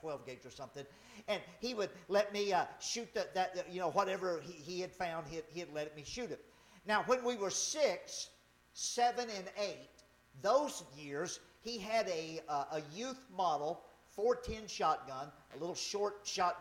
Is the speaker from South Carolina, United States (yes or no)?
no; Louisiana, United States; moved away; I grew up in Louisiana.